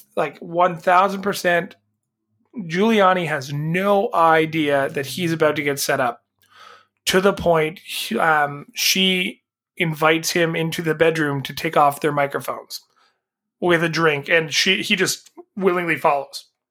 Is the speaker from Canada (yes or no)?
yes; Canada; as a Canadian